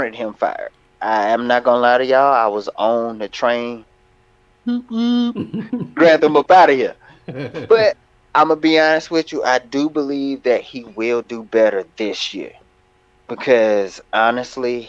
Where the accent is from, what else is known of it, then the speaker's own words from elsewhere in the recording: Alabama, United States; Still my home state